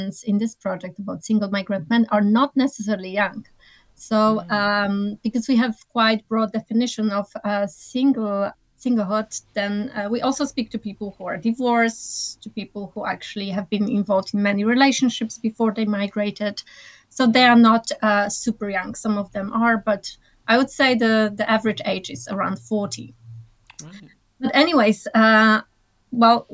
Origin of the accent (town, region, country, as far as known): Poland; moved away